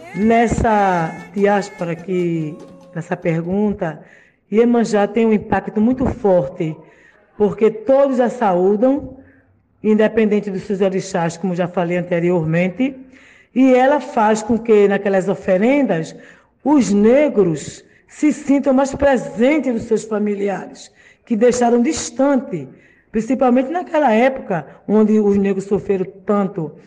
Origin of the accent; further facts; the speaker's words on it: Brazil; não só no nosso país